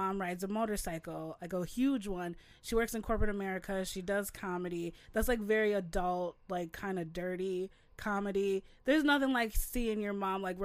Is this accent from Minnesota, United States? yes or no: yes; Crystal, Minnesota, United States; I grew up in the Twin Cities in Crystal, like a suburb.